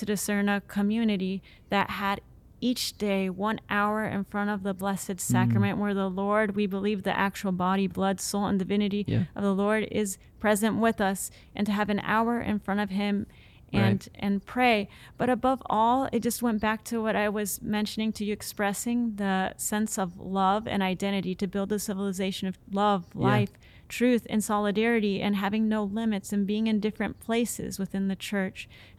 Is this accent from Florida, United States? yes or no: yes; Central Florida, United States; moved away; also born or lived in Pittsburgh, Pennsylvania; I'm from Central Florida.